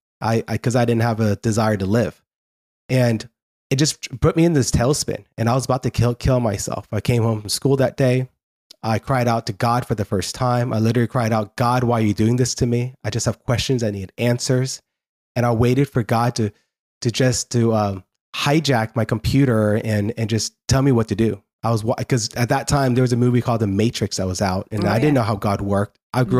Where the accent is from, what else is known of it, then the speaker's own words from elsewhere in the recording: Newark, New Jersey, United States; born there; I'm not leaving America. I'm born in Newark, New Jersey. So I'm Asian in looks, but I'm very American in blood. And I said, I have no idea. I can't even speak Tibetan.